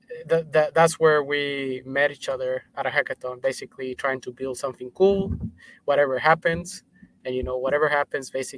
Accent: Mexico; now in United States; I'm originally from Mexico

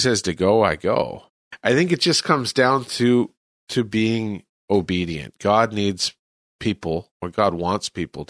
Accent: California, United States; moved away as an adult; now in El Salvador; I'm from California.

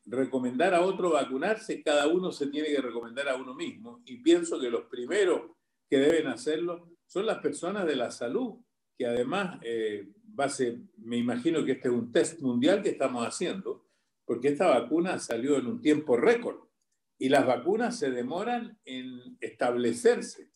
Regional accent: Chile; moved away as an adult; now in Miami, United States; los que somos chilenos

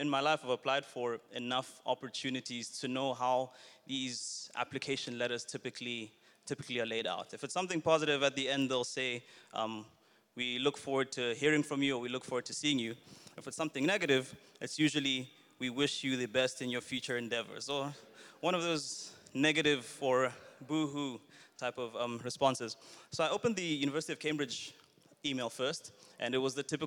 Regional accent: Botswana; moved away as an adult; now in Johannesburg, South Africa; Originally, I'm Zambian, born and raised in Botswana, and then I moved to Johannesburg, to South Africa for studies and eventually for work

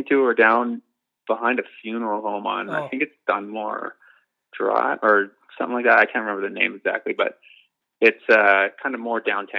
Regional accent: Medicine Hat, Alberta, Canada; moved away as an adult; Grew up in Medicine Hat, Alberta for the first 22 years of my life.

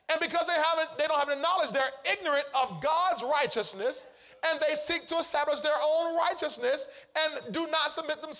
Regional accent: Chicago, Illinois, United States; I'm from Chicago, and Chicago, this how we play in Chicago.

